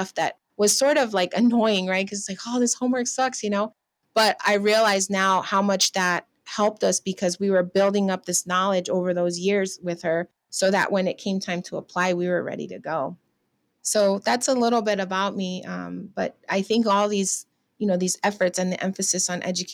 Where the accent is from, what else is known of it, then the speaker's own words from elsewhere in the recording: Riverside, California, United States; also born or lived in Los Angeles, United States; I grew up in Riverside in Southern California